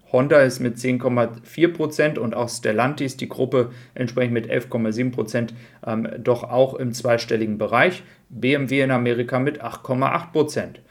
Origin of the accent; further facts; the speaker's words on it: Germany; bei uns in Deutschland